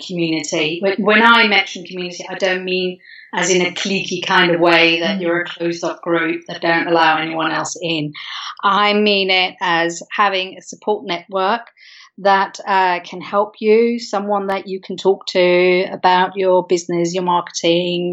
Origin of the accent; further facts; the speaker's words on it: Denmark; moved away as an adult; also born or lived in London, United Kingdom; now in United Kingdom; So I'm originally from Denmark. I've been living in the UK for the past 15 years or so.